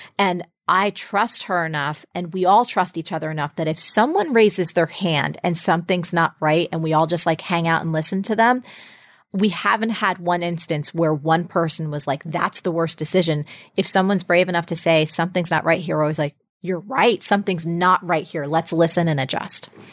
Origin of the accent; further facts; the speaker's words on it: New Jersey, United States; I grew up in New Jersey